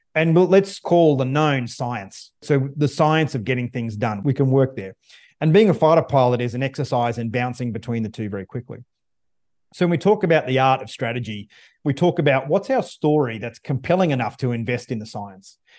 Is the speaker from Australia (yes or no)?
yes; Australia; now in United States; I'm not from the U S. I'm Australian. I live in the U S now